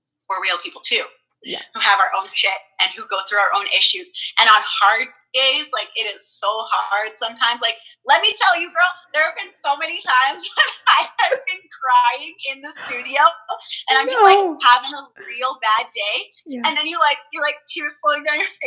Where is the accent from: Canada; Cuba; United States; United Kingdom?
Canada; Vancouver, British Columbia; also born or lived in Port Coquitlam, British Columbia; I'm from Vancouver, but I lived in, like, a suburbia called Port Coquitlam